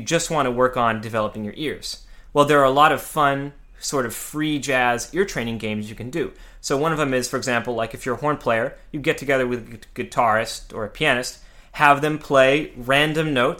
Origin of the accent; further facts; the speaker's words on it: Central California, United States; moved away as an adult; also born or lived in Mojave Desert, California / Los Angeles / New York; I'm from a small town in California in the Mojave Desert, and I grew up in Central California.